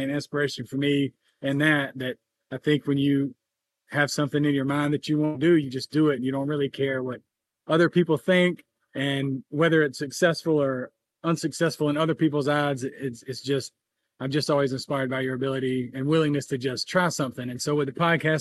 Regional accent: North Augusta, South Carolina, United States; my hometown, more or less, of North Augusta

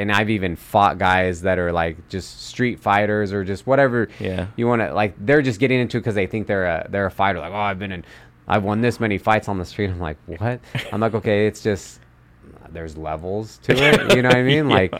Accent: Sacramento, California, United States; born or raised there

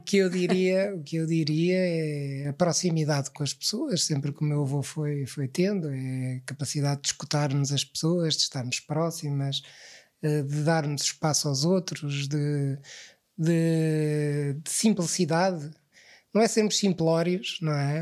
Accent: Lisbon, Portugal; eu cresci em Lisboa, eu, eu, já nasci em Lisboa

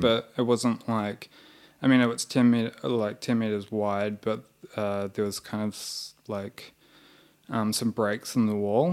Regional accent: New Zealand; moved away as an adult; now in Melbourne, Australia; we're both from New Zealand.

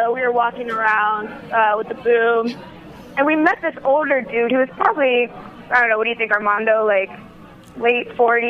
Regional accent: Columbus, Ohio, United States; I'm from Columbus, Ohio.

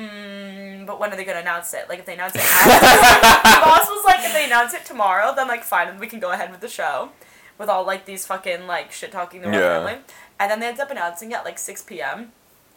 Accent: United States; moved away as an adult; now in London, United Kingdom; since I've been there as, like, an American girl

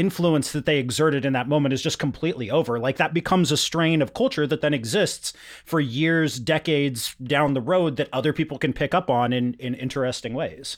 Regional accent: Yakima, Washington, United States; where I grew up in Yakima in the mid-nineties

